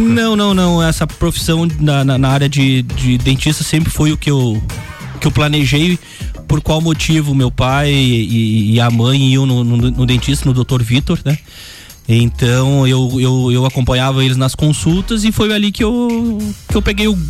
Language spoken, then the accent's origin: Portuguese; Lages, Santa Catarina, Brazil; Sou de Lages